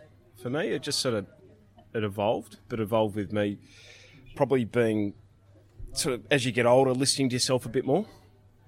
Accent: Melbourne, Victoria, Australia; where I grew up in Melbourne, out of the suburbs

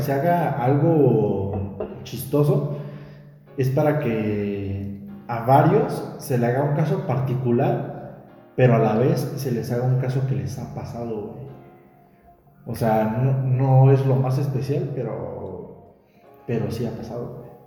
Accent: Mexico; siendo mexicanos, sabemos cómo somos

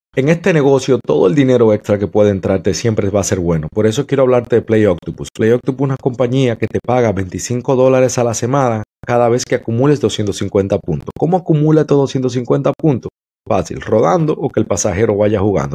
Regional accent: Dominican Republic; now in United States; en mi país, República Dominicana

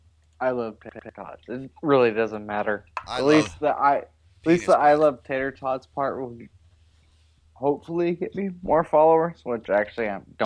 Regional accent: Seattle, Washington, United States; I grew up on the Northwest. I grew up in. Well, I was born in Seattle.

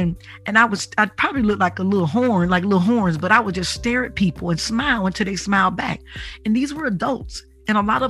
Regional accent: Detroit, Michigan, United States; I'm from Detroit

